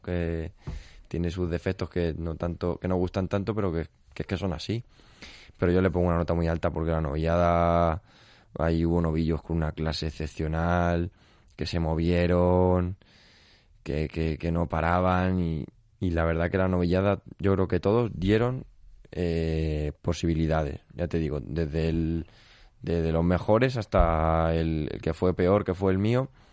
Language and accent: Spanish; Castilla-La Mancha, Spain; yo soy por parte de madre de Castillo de Bayuera, por parte de padre del Real de San Vicente